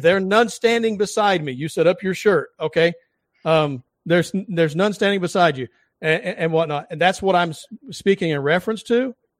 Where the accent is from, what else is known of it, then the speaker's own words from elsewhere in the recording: the South, United States; I'm from the South